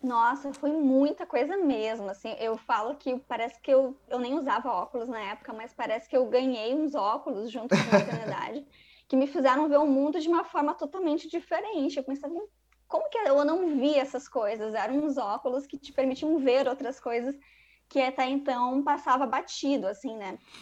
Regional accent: Rio Grande do Sul, Brazil; moved away as an adult; also born or lived in Rio de Janeiro; sou, sou gaúcha

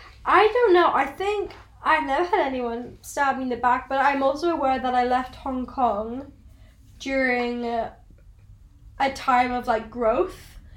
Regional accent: Welsh, Wales, United Kingdom; I'm also Welsh

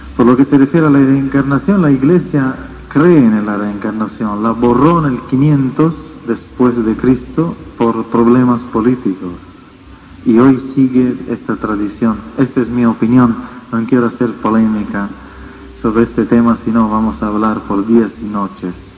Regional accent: Italy; Spanish is a second language; vengo de Europa, desde Italia

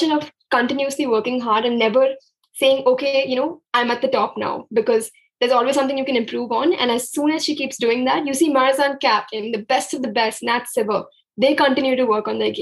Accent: Chandigarh, India; Chandigarh, which is my hometown

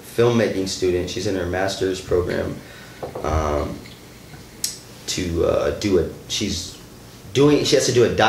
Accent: Beloit, Wisconsin, United States; also born or lived in Madison, Wisconsin; I was born and raised in Beloit, Wisconsin.

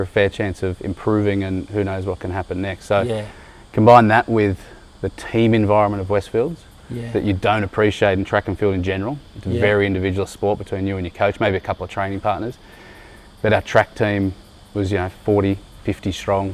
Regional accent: Sydney, New South Wales, Australia; also born or lived in Kellyville / Baulkham Hills; I grew up in Quakers Hill

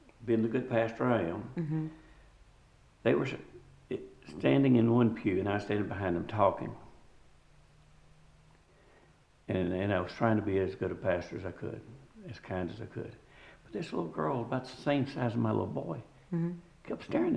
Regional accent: Tennessee, United States; moved away; also born or lived in New Albany, Ohio / El Cajon, California / Charleston, South Carolina / Beaufort, South Carolina; I grew up in Tennessee

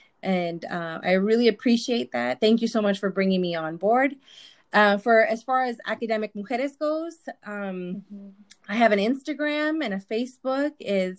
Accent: Sonora, Mexico; You know, I'm from Sonora and I have this and I'm first gen too.

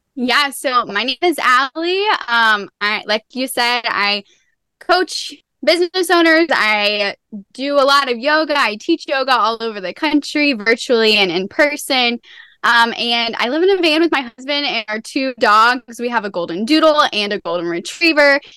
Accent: Tennessee, United States; I'm from Tennessee

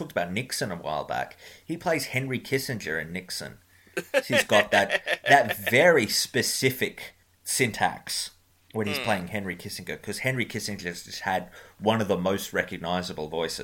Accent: Australia; I am Australian

